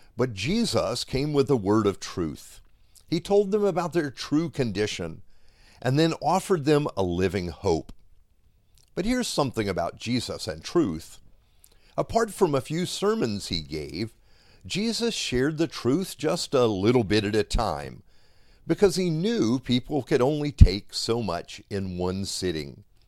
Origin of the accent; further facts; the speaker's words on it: Miami, Florida, United States; I grew up here in Miami